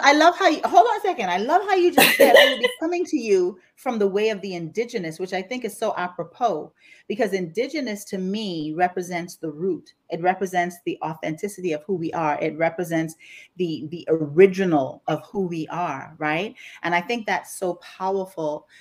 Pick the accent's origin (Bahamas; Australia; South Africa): Bahamas; Grand Bahama; now in Houston, United States; you're going to hear an accent today as we're talking because I was born and raised in the Bahamas, specifically Grand Bahama